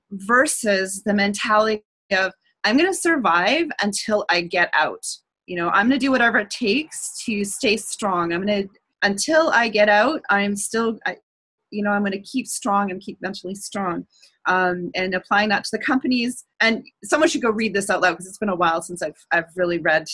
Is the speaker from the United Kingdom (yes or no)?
no; Canada; I'm Canadian